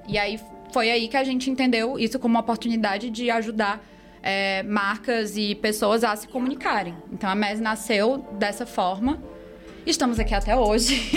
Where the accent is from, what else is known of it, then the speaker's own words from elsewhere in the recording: Fortaleza, Ceará, Brazil; Vim de Fortaleza, Ceará, nascida e criada com muito orgulho.